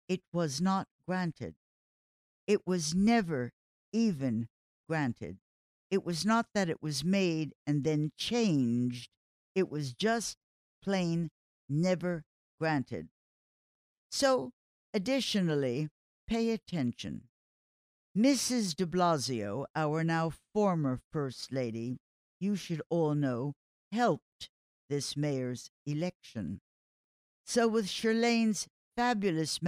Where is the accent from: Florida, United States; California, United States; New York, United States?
New York, United States; New York City; my hometown, New York City